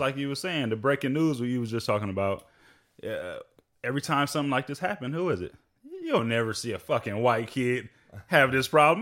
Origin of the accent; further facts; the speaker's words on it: Long Beach, California, United States; I come from Long Beach